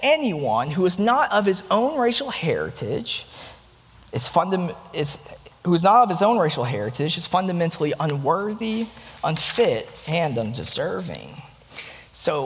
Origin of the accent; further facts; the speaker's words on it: Chattanooga, Tennessee, United States; also born or lived in South Korea; my hometown, Chattanooga, Tennessee